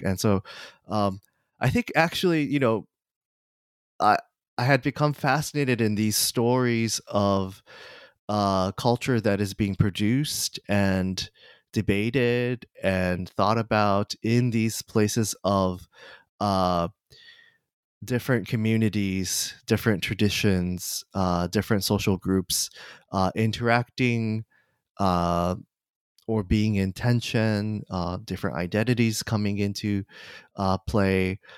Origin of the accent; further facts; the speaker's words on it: Kanagawa, Japan; moved away; I, uh, was born and raised in Kanagawa, uh, Japan, just south of Tokyo